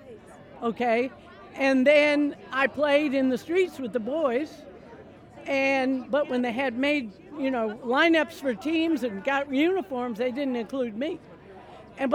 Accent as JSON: {"language": "English", "town": "New York City", "region": "New York", "country": "United States", "tie": "born or raised there", "moved": "yes", "lives_now": "Nashville, United States", "said": "I grew up in Brooklyn."}